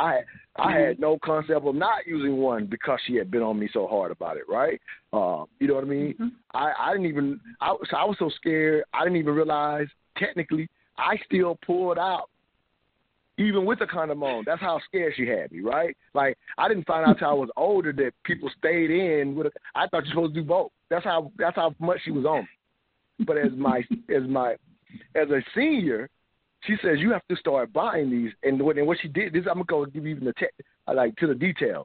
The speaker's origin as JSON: {"language": "English", "region": "the South", "country": "United States", "tie": "born or raised there", "said": "even though I was born in the South"}